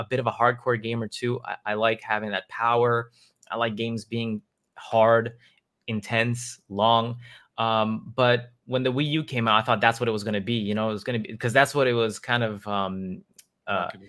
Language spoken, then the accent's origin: English; New York City, New York, United States; I grew up in Queens and Queens, New York